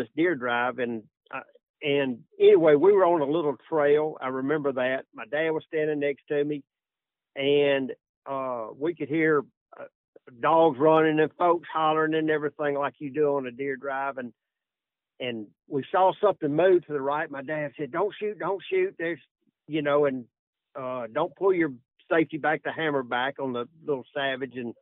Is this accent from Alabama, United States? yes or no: yes; Tuscaloosa, Alabama, United States; I was from Tuscaloosa, Alabama